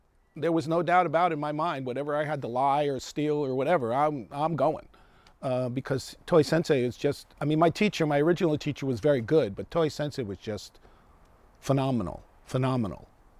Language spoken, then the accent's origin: English; New York City, New York, United States; moved away; also born or lived in Japan / Northern California; I was looking for my Japanese heritage. So that's basically what it was. And I grew up in the South Bronx of New York.